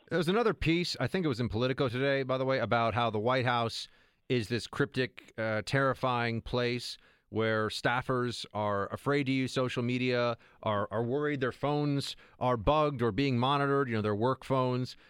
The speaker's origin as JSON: {"language": "English", "town": "New York City", "region": "New York", "country": "United States", "tie": "born or raised there", "said": "my hometown where I am right now, New York City."}